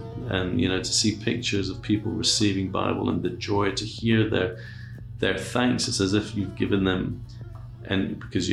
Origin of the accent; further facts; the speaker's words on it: Iran; I was born in Iran. My dad is Iranian. My mother's British